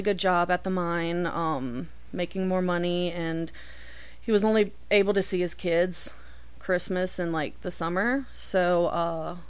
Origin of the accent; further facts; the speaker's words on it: Denham Springs, Louisiana, United States; moved away as an adult; now in Montana, United States; I'm from Denham Springs, which is in Livingston Parish, because Louisiana has parishes and not counties